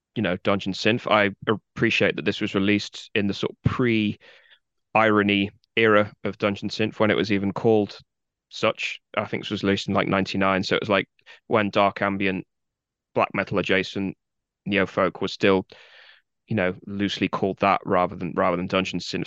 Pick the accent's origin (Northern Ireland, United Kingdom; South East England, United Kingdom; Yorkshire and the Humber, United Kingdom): South East England, United Kingdom; Guildford; accent: posh Southern; moved away as an adult; now in Leeds, United Kingdom; I live in Leeds. I have done for at least fifteen years, but I grew up in a town called Guildford, which is in the far south of England